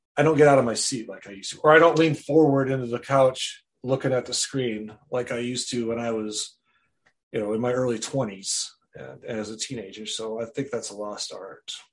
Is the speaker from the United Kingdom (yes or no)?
no; Wisconsin, United States; I'm from Wisconsin originally, born and raised there